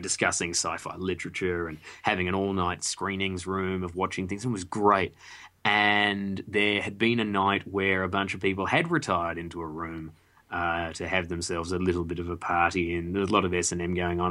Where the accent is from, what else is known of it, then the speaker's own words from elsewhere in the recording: Australia; we were all Australian as well